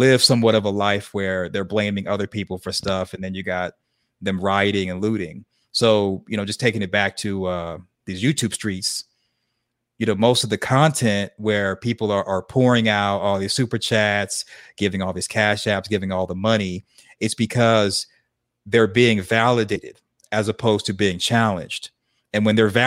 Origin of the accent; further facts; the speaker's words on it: Arkansas, United States; where I grew up in Arkansas, we were real religious